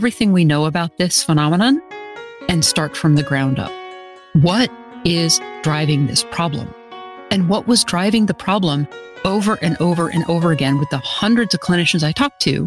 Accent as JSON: {"language": "English", "region": "Western Massachusetts", "country": "United States", "tie": "born or raised there", "said": "I grew up in Massachusetts, out in Western Massachusetts"}